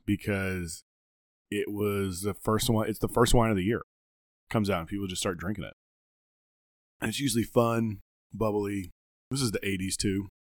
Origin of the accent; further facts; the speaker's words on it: the South, United States; we're Southern and we're from the South